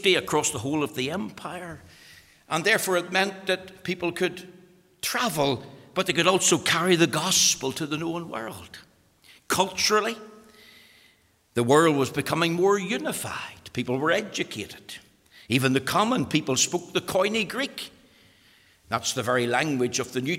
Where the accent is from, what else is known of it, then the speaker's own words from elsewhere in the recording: Magherafelt, Northern Ireland, United Kingdom; I was born in Macrafelt